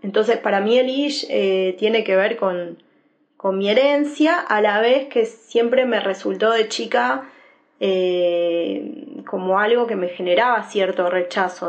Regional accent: Argentina; nací en Argentina

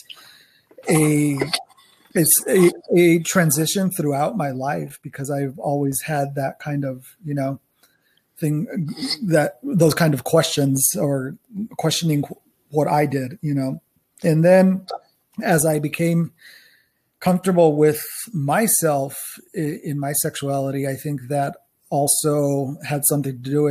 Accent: New Mexico, United States; I am from New Mexico, New Mexico, as far as I know, my family was there when it was still part of old Mexico

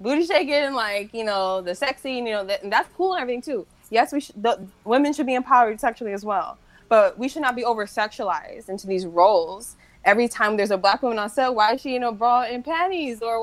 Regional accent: Cleveland, Ohio, United States; my hometown, Cleveland

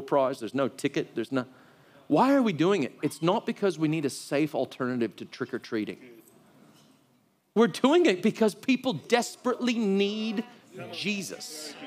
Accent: United States; moved away; I'm from the United States

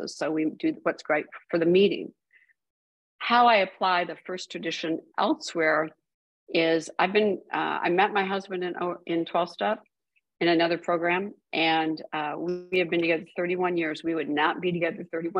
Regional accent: Midwest, United States; I was raised in the Midwest

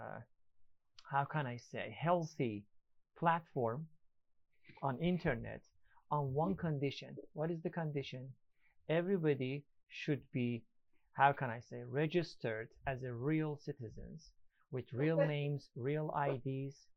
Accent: Iran; English is a second language; now in Istanbul, Turkey; I am from Iran, man. I'm Iranian.

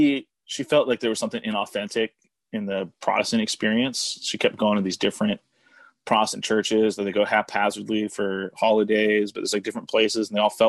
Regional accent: Oregon, United States; also born or lived in Houston, Texas / Saudi Arabia; So I grew up in Oregon, more or less. I mean, that's a whole other story, but, I was born in Oregon.

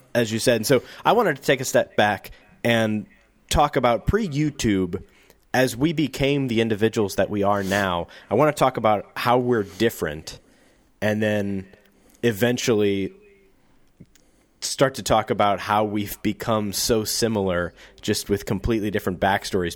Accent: St. Louis, Missouri, United States; I'm from Saint Louis, which is, in terms of big cities, a small, big city. And I grew up outside of the city in, in, in the county that surrounds it

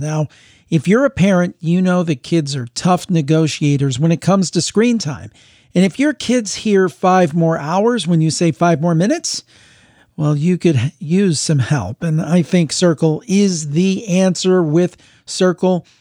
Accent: Cleveland, Ohio, United States; my hometown, May, is calling in. We've got to stick together because we have the Cleveland Browns here

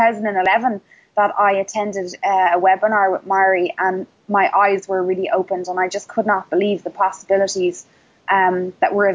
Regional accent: Dublin, Leinster, Ireland; moved away as an adult; also born or lived in west of Ireland; I am from the east coast of Ireland. I'm from Dublin, which is the capital of Ireland.

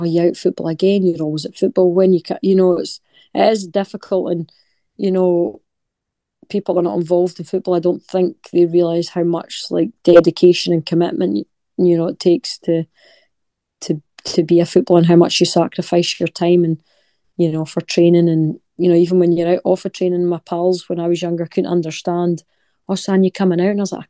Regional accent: Scotland, United Kingdom; moved away; my wee town's so special to me. Grew up there, lovely memories, you know, my family's still there

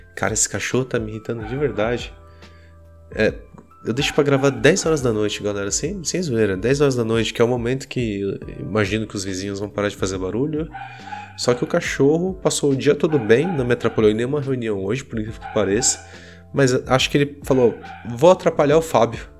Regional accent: Brazil; somos brasileiros

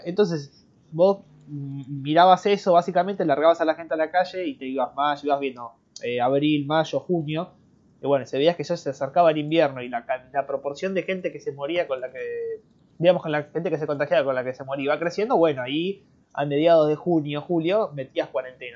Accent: Argentina; Yo soy argentino

